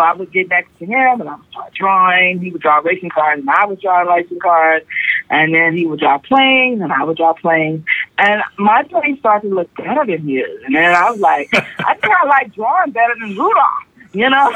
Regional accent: Austin, Texas, United States; also born or lived in Syracuse / San Francisco; I'm born here in Austin and lived here pretty much my whole life

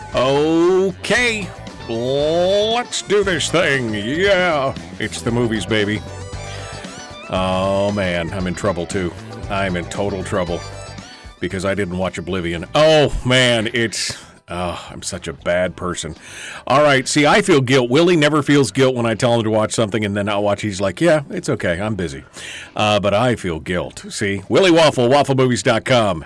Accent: Alaska, United States; I'm from Alaska

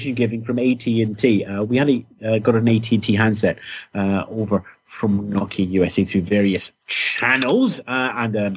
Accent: United Kingdom; being British

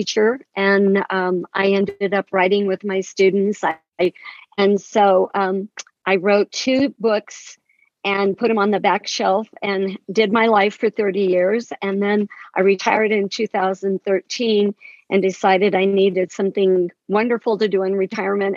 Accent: southeastern Colorado, United States; now in New Mexico, United States; I grew up in southeastern Colorado on the New Mexico border in a little ranching community that was 50 miles from Raton

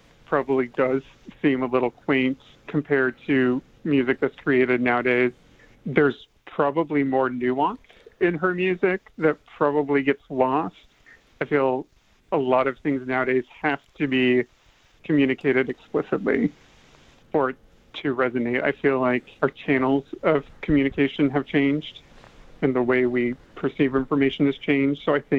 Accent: Midwest, United States; Me, myself, growing up in the Midwest, definitely came from a strong religious background

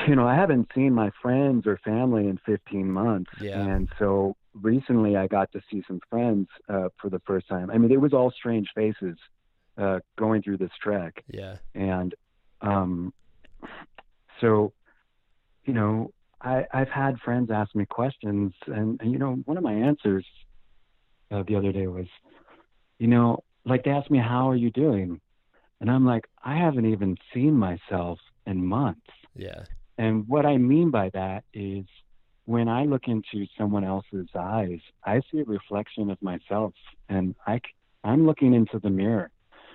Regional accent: Oregon, United States; I would tell them I was from Oregon

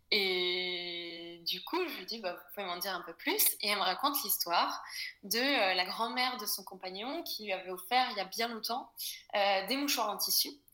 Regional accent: Brittany, France; moved away as an adult; also born or lived in Paris; j'ai été élevée en Bretagne

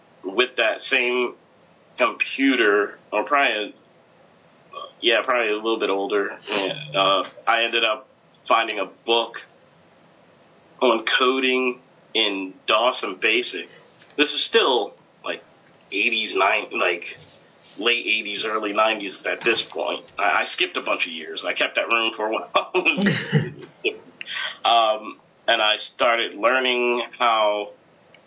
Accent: United States; I was born in the States

